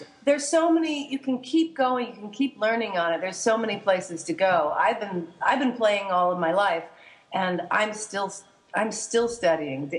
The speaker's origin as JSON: {"language": "English", "region": "Hawaii", "country": "United States", "tie": "born or raised there", "said": "I was born in Hawaii"}